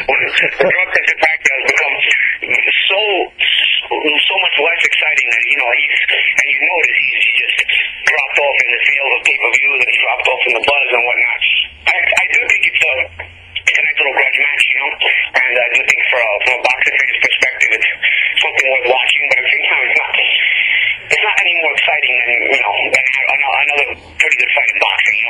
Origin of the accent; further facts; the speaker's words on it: New York City, New York, United States; I grew up in New York